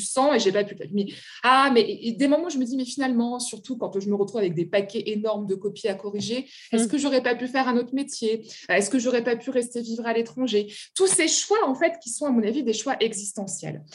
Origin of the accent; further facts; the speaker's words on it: France; also born or lived in Germany; je rentre en France